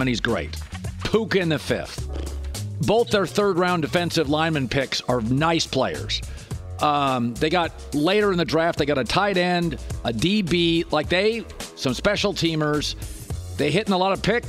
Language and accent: English; the Northwest, Pacific Northwest, United States; I'm from the Northwest